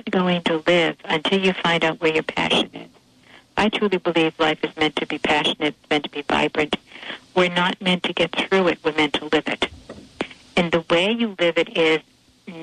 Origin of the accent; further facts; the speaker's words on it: Boston, Massachusetts, United States; I'm from South Boston, Massachusetts